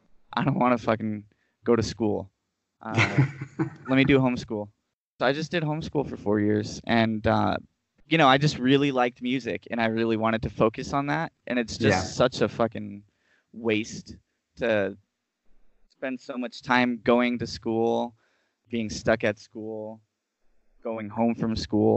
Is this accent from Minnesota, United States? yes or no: no; Rancho Cordova, California, United States; also born or lived in North Sacramento, California; I had just moved to a new area in Sac. I'm originally from Rancho Cordova, and I moved like at the end of eighth grade to North Sac.